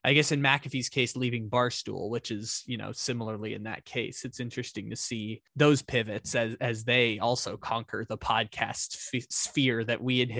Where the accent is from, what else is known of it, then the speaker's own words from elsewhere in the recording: San Diego, California, United States; I grew up in San Diego, man. The street corners are paved with taco shops.